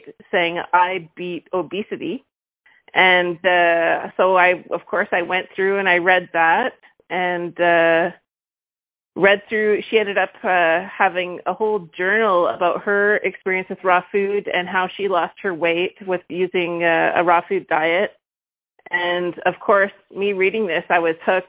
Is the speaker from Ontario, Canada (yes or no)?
no; Vancouver, British Columbia, Canada; now in Quebec, Canada; I'm from Vancouver, but landed in Quebec